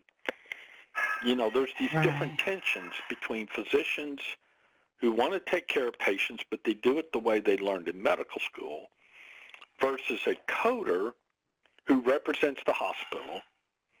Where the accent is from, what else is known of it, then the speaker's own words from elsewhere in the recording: the South, United States; I'm from the South. We say here in the South, I'm fixing to go somewhere